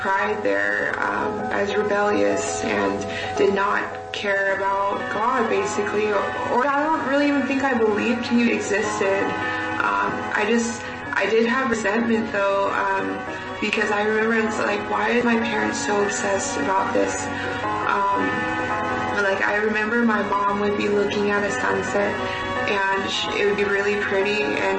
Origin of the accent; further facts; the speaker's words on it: California, United States; moved away; also born or lived in Arizona; I was born in California. That's where I was raised.